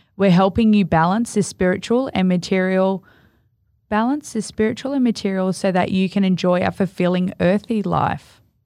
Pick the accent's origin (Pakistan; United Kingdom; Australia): Australia; Gold Coast, Queensland; I'm from the Gold Coast.